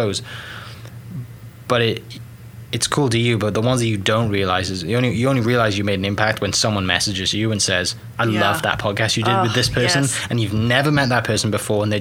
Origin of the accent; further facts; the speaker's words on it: Welsh, Wales, United Kingdom; now in Oklahoma, United States; I'm a Welsh guy that hosts a podcast about Oklahoma